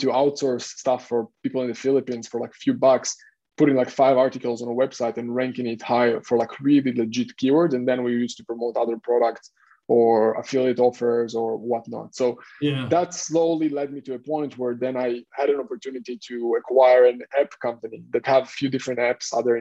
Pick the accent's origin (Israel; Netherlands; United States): Israel; English is a second language; moved away as an adult; also born or lived in Hong Kong; now in Cyprus; I'm originally from Israel. I served in the military there.